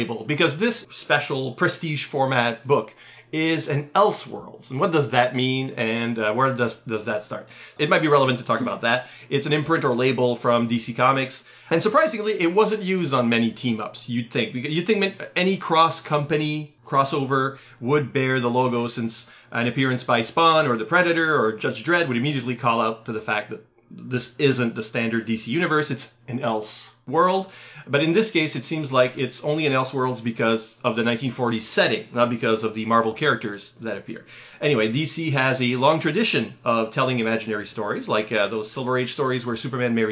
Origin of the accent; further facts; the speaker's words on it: Canada; we're Canadian